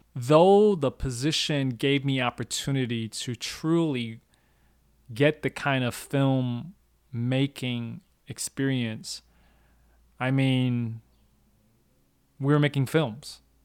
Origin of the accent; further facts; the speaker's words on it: Minnesota, United States; moved away as an adult; also born or lived in Hong Kong; a kid growing up in Minnesota, a Chinese, Cantonese, growing up on kung fu movies